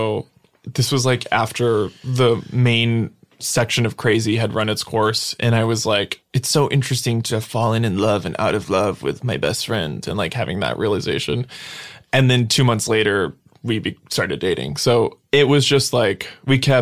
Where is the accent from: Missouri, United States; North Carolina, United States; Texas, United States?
Texas, United States; Brownsville; I grew up in Brownsville, which is the border at the very bottom